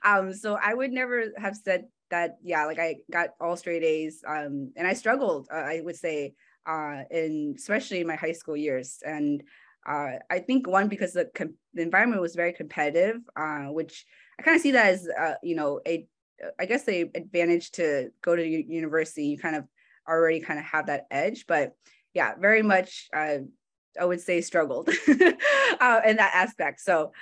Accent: San Francisco, California, United States; Francisco native, right? So kind of a small set, kind of a minority within already a minority group. So I was born in California, and I was raised by a single mom.

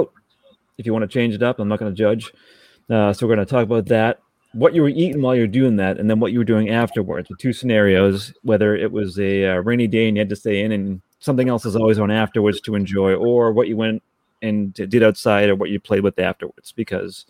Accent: Massachusetts, United States; I'm being from Massachusetts. My sport of choice growing up was Kendleton bowling

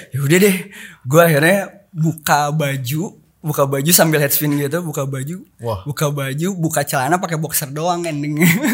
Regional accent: Bandung, West Java, Indonesia; gaul di situ SD SMP

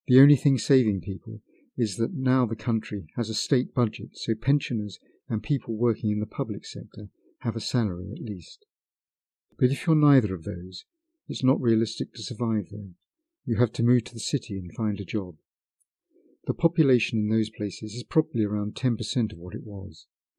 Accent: Novochonka, Irkutsk Oblast, Russia; I was born in the Irkutsk region in a small village called Novochonka. The area is known best for Lake Baikal, but I didn't live close enough to spend time there as a child.

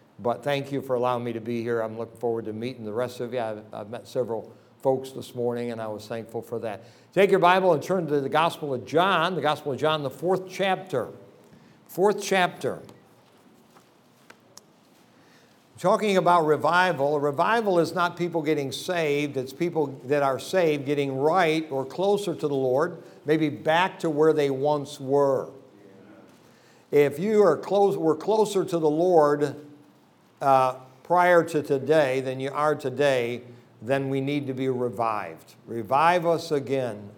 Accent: between Rochester and Syracuse, New York, United States; I live about 340 miles from New York City, almost to Buffalo, near Rochester, in between Rochester and Syracuse, in an area that I grew up

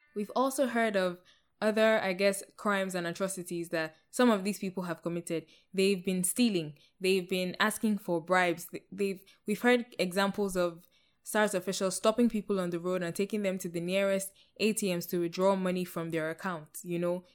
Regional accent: Nigeria; moved away; I'm Nigerian too. That's my home

